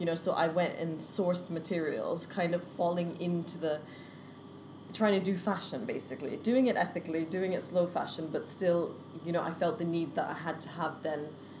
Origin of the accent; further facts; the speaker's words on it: Vancouver, British Columbia, Canada; also born or lived in Kent; now in London, United Kingdom; I was born in Vancouver in the west coast of Canada. Moved to London, well, moved to Kent in 1998, which was a giant culture shock.